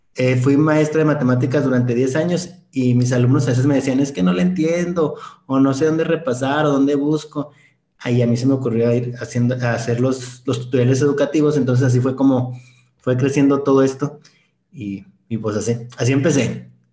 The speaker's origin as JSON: {"language": "Spanish", "town": "Ciudad Juárez", "region": "Chihuahua", "country": "Mexico", "said": "yo soy de Ciudad Juárez, Chihuahua, Arriba del Norte"}